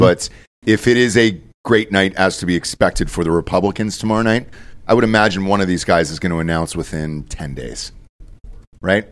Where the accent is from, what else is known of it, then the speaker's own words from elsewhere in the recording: Georgia, United States; my home state of Georgia